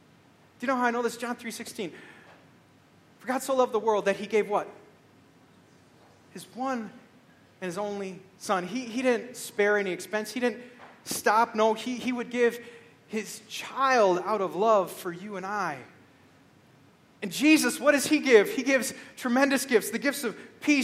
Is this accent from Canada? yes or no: no; Beaver Dam, Wisconsin, United States; I grew up in Beaver Dam, Wisconsin, and I had a paper route